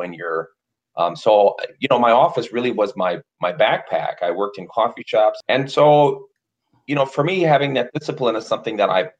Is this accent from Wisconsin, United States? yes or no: yes; Wisconsin, United States; my home state